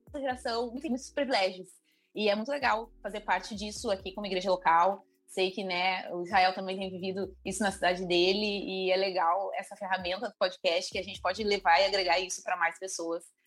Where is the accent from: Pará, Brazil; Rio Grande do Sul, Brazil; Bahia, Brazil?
Rio Grande do Sul, Brazil; Gravataí; eu sou de Gravataí